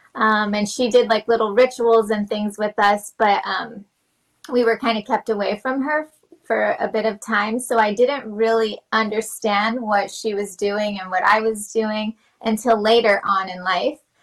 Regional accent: New Mexico, United States; also born or lived in Los Alamos; I'm from New Mexico

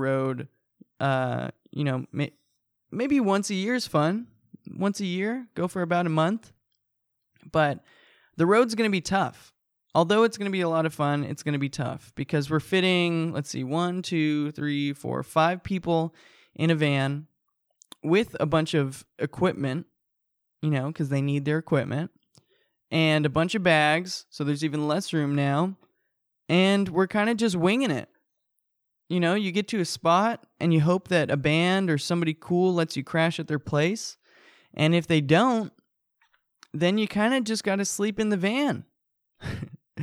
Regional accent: Fullerton, California, United States; I live in my hometown. I live where I was born. I was born in Fullerton

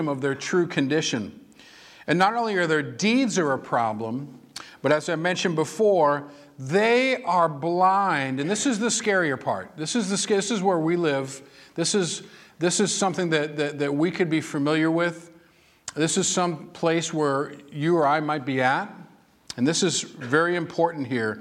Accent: Massachusetts, United States; moved away; I was born and raised in Massachusetts

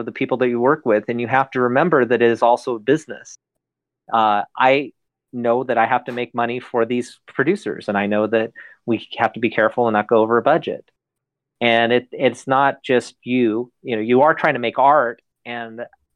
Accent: Northern California, United States; now in Los Angeles, United States; I come from Northern California. So I grew up in a small town

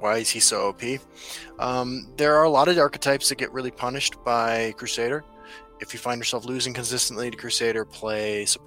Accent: Midwest, United States; also born or lived in Brooklyn, New York; now in Denver, United States; I was from the Midwest

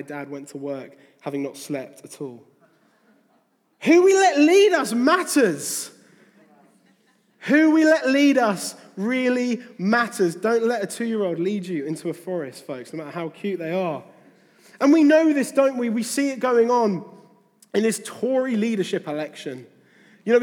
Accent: near Faversham, Kent, South East England, United Kingdom; I grew up near Faversham in Kent

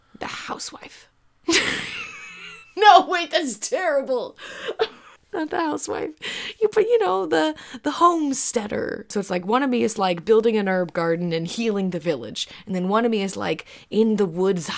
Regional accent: Georgia, United States; I was raised in Georgia

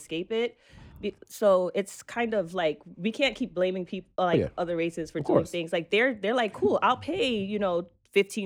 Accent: New York City, New York, United States; Growing up in Brooklyn

